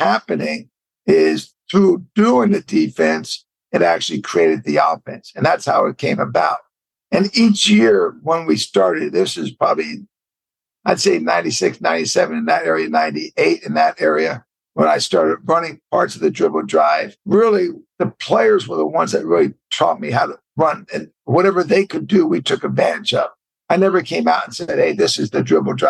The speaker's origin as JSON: {"language": "English", "area": "Bay Area", "region": "California", "country": "United States", "said": "I'm a West Coast guy, and I was from the Bay Area"}